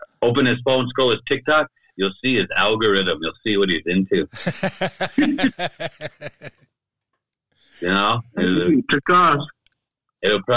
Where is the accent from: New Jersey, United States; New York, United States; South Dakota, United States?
South Dakota, United States; Crow Creek Sioux Tribe, Big Bend District; I'm from the Crow Creek Sioux Tribe in South Dakota